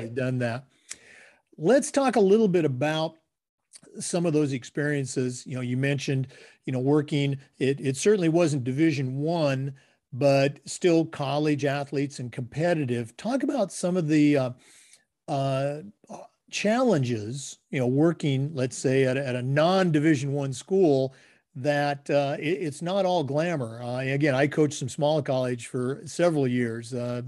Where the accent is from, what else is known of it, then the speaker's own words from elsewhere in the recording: Oregon, United States; moved away as an adult; also born or lived in Missouri / Vermont / North Florida / San Jose, California; now in Florida, United States; growing up in Oregon, I moved all over climbing that ladder within the state